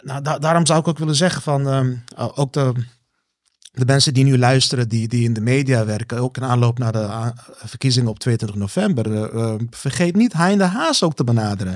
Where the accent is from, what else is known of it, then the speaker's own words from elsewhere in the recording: Netherlands; zijn we Nederlanders